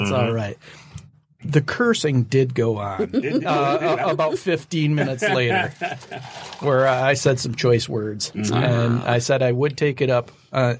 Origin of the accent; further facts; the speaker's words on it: Western Michigan, United States; I'm from Western Michigan.